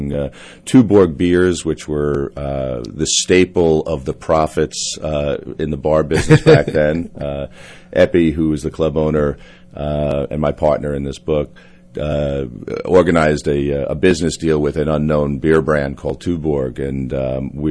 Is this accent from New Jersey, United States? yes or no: no; New York City, New York, United States; I was growing up in Fresh Meadows, Queens, and you know, going to Jamaica High School